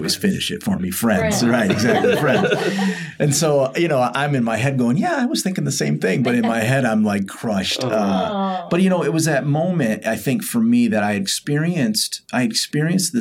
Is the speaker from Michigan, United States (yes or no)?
yes; Byron Center, Michigan, United States; I grew up very rural in Byron Center, Michigan.